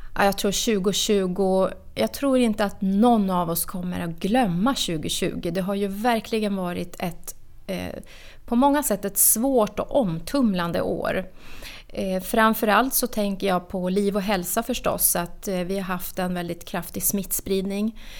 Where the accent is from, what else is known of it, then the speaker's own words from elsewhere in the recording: Norrbotten County, Sweden; now in Nacka, Sweden; Jag är född och uppvuxen i Norrbotten